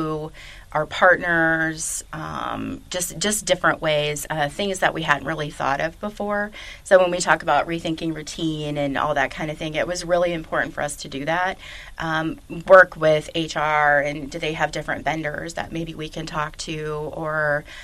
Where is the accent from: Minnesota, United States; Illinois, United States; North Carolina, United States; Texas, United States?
Illinois, United States; Chicago; moved away as an adult; also born or lived in Westchester, Illinois; now in Louisville, United States; came down to Louisville because I was from Chicago